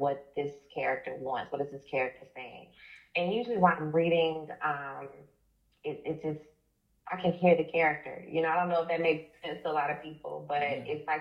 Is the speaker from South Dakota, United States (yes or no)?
no; Tuskegee, Alabama, United States; moved away as an adult; now in Atlanta, United States; I'm from Alabama, originally from Tuskegee, Alabama, small town. I've been in Georgia since about 2006